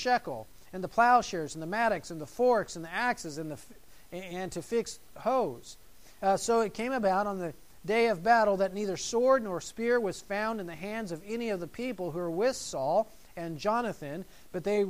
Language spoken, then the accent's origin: English; United States; being an American